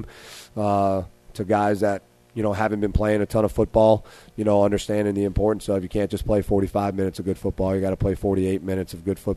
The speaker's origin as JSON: {"language": "English", "town": "New Orleans", "region": "Louisiana", "country": "United States", "tie": "born or raised there", "said": "growing up in New Orleans and you play in the Catholic League"}